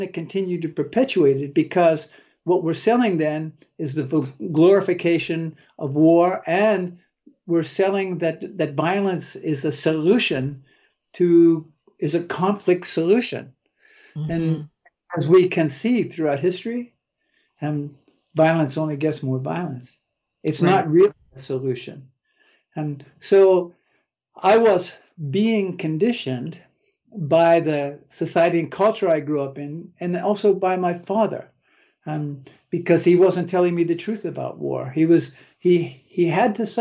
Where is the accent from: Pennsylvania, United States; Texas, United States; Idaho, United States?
Pennsylvania, United States; Waterford; also born or lived in Meadville, Pennsylvania; I grew up in Northwest Pennsylvania